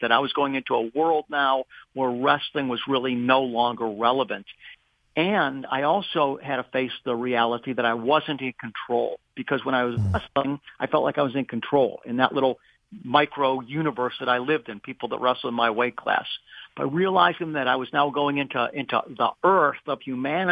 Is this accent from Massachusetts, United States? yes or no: no; Beachwood, Ohio, United States; also born or lived in Cleveland, Ohio; I was born in Cleveland, Ohio. I am going to be 65 this month, so I was born in 1958, and I grew up in the suburb of Cleveland called Beechwood